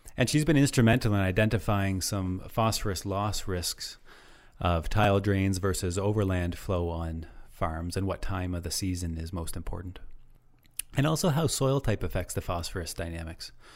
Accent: Nova Scotia, Canada; moved away as an adult; also born or lived in Guelph, Ontario; now in Ontario, Canada; I'm actually from Nova Scotia originally

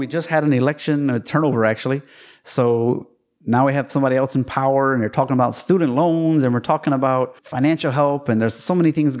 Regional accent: United States; now in Germany; I am American

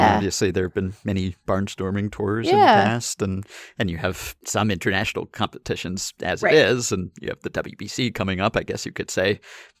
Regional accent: Minneapolis, Minnesota, United States; it was in my hometown of Minneapolis

